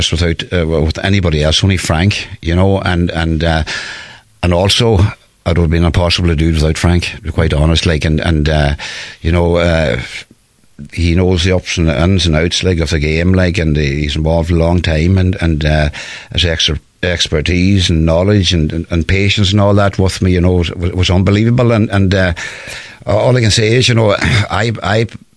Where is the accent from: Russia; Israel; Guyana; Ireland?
Ireland; growing up in Yamagoura, you know, as a young lad